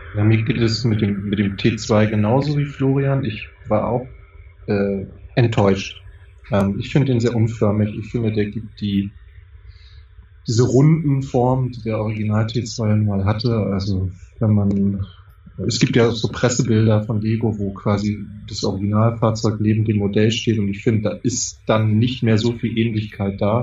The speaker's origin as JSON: {"language": "German", "region": "Northern Germany", "country": "Germany", "said": "hier bei uns in Norddeutschland"}